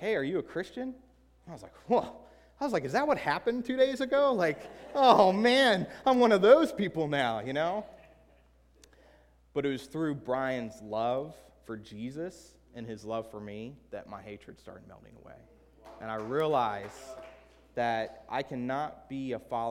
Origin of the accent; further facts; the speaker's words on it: Southern Maryland, United States; also born or lived in Baltimore, Maryland / Cambridge, Maryland; I grew up in Southern Maryland, a hostile atheist